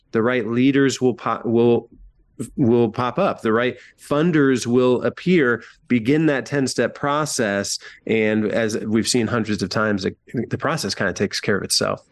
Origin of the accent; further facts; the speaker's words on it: rural Northwest Ohio, United States; now in Columbus, United States; in my hometown, I don't live there anymore. I live in Columbus, Ohio. But in small rural Northwest Ohio